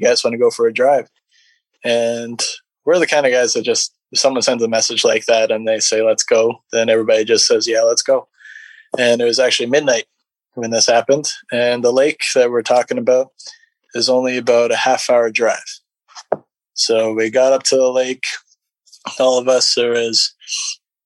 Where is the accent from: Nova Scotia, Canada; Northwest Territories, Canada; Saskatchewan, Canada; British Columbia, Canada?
British Columbia, Canada; British Columbia interior, Canada; I'm from BC in the interior